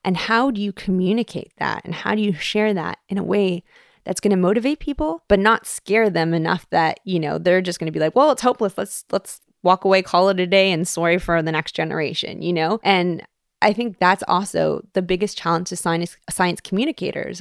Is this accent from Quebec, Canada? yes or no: no; Toronto, Ontario, Canada; moved away as an adult; now in Hawaii, United States; growing up in Toronto.